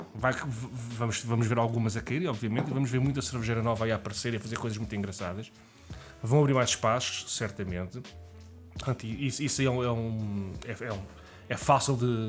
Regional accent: Lisbon, Portugal; Eu sou de Lisboa

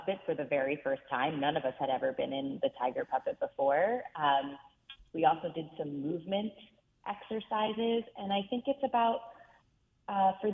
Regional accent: Reisterstown, Maryland, United States; grow up in Reisterstown, Maryland, which is outside of Baltimore City.

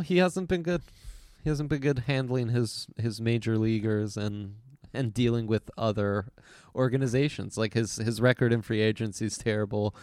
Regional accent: Italy; I grew up in Italy

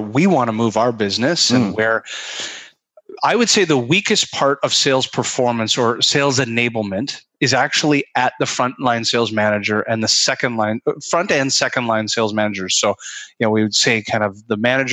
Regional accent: Canada; I'm a Canadian

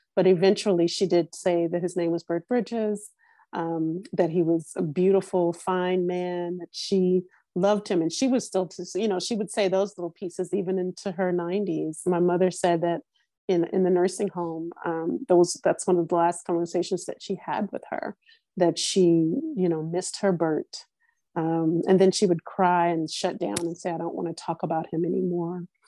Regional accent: Louisiana, United States; moved away as an adult; also born or lived in New Orleans, Louisiana; now in Los Angeles, United States; I grew up, I was born in Louisiana. I grew up there. I didn't leave to live until I was 30

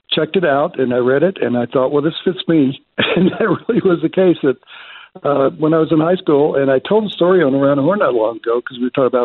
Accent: the South, United States; Growing up in the South about the inequities and studying the history

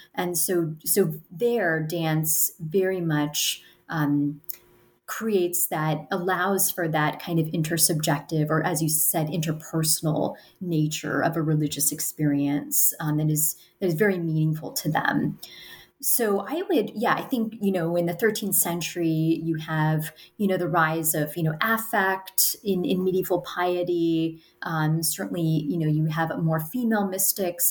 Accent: United States; I'm an American, I'm, I'm talking to you from the United States

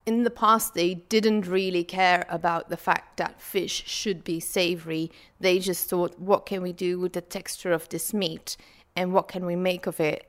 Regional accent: Flanders, Belgium

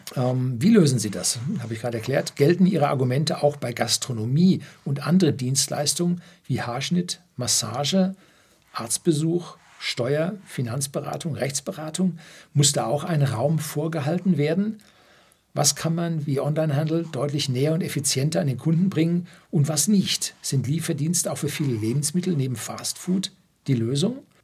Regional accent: Germany; bei uns in Deutschland

